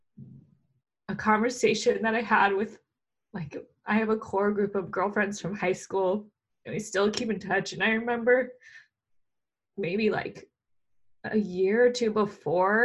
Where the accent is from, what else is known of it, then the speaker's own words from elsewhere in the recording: Southern Orange County, California, United States; moved away as an adult; now in Los Angeles, United States; I grew up in Southern Orange County.